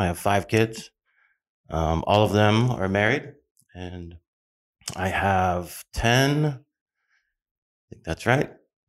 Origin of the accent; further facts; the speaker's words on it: Phoenix, Arizona, United States; I'm a rarity these days in Arizona. I'm a native. I was born and raised here in Phoenix, Arizona. So this is not my destination or a destination. This is my home.